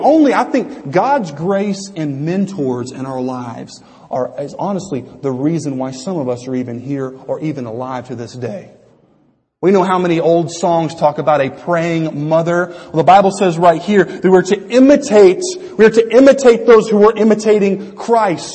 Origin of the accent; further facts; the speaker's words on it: Louisiana, United States; growing up in Louisiana from when I was uh, 10 until 18